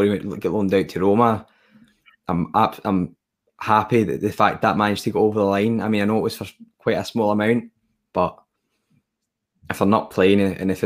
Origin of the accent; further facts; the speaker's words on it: Scotland, United Kingdom; I'm also Scottish as well